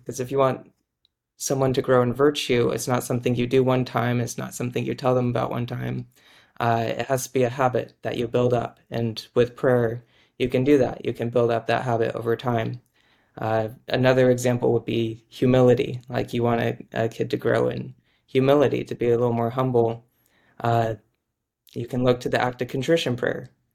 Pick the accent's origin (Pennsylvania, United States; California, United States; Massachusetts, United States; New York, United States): California, United States; Orange County; also born or lived in Boston; I'm from Orange County, California, grew up there